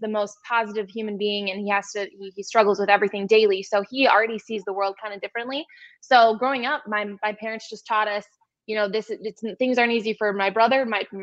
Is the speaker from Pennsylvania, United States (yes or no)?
no; Detroit, Michigan, United States; now in Chicago, United States; I was born in Detroit